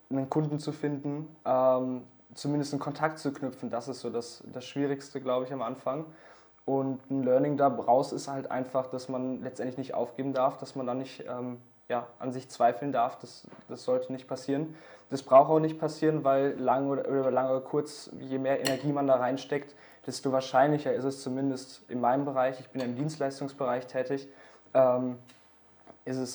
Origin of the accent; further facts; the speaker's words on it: Essen, North Rhine-Westphalia, Germany; Mich hat eine Agentur aus dem Ort, woher ich komme, aus Essen, Deutschland, äh, angesprochen.